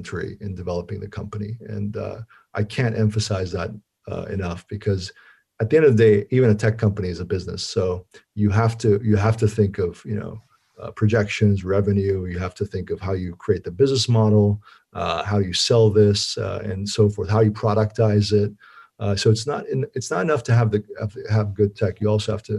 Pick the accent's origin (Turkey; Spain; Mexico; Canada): Turkey; moved away; I'm from Turkey originally and went back to my home country